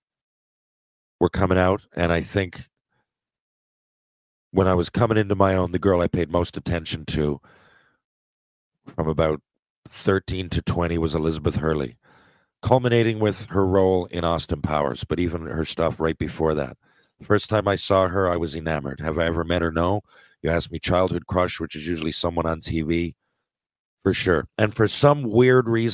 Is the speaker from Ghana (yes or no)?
no; Newfoundland and Labrador, Canada; I'm from Newfoundland.